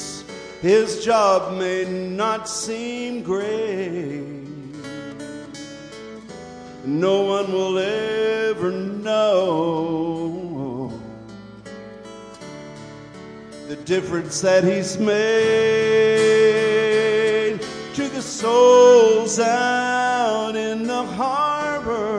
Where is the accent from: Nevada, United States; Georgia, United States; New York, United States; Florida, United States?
Georgia, United States; Red Clay; my hometown, a little place called Red Clay